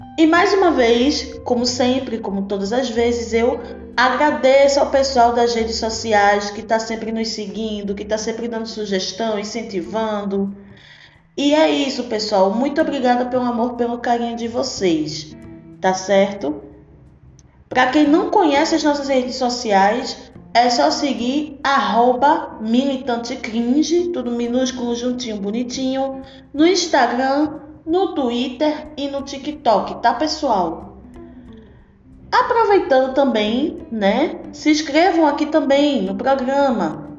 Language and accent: Portuguese; Recife, Pernambuco, Brazil; born or raised there; accent: pernambucana raiz; moved away as an adult; now in Salvador, Brazil